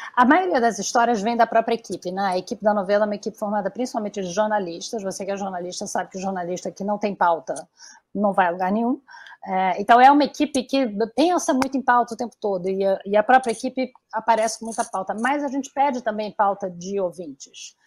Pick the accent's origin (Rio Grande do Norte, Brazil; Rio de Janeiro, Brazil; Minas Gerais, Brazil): Rio de Janeiro, Brazil; Eu sou carioca